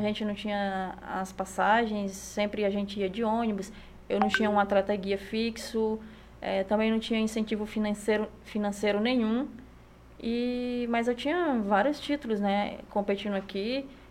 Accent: Acre, Brazil; estar aqui na terrinha, né? Que eu sou natural do Acre

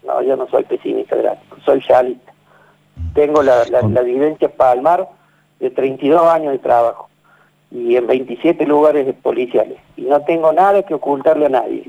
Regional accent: Villa Corina, Buenos Aires, Argentina; Yo fui nacido y criado en Villa, Corina

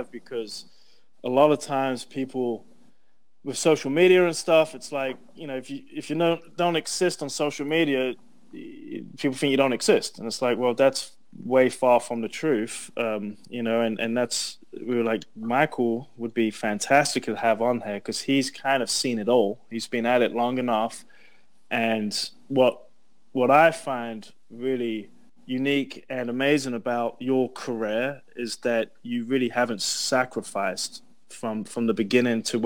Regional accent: London, United Kingdom; moved away; also born or lived in Wembley; I'm from London

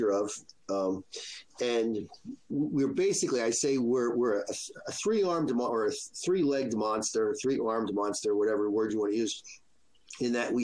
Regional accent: New Jersey, United States; now in Rhode Island, United States; I grew up in Jersey

